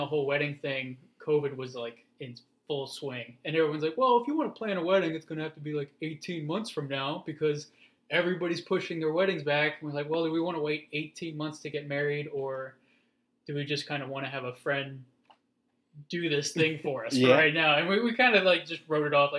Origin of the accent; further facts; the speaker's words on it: Pennsylvania, United States; moved away as an adult; also born or lived in Alaska / Colorado / New Mexico / Missouri; So I grew up mostly in Pennsylvania, but little known fact, I was actually born in Alaska.